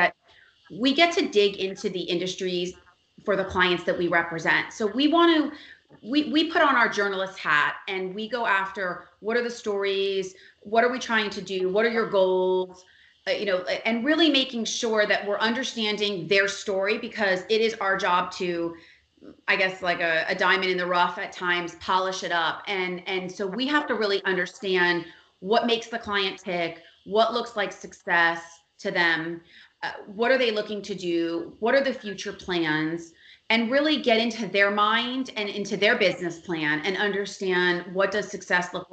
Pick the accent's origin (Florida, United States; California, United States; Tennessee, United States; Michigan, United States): Florida, United States; Miami; I'm a native. I'm born and raised in Miami